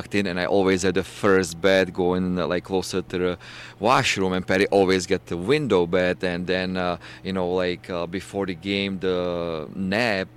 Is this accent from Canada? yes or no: no; Czechia; moved away as an adult; He's from my hometown, so we would always train together in the Czech Republic during the summer